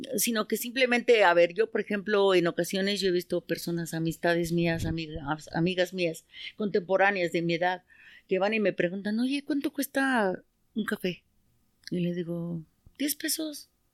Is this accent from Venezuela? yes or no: no; Mexico City, Mexico; also born or lived in San Juan Teotihuacán, State of Mexico; nosotros somos del Estado de México, pero nacimos allá, pero estamos creados aquí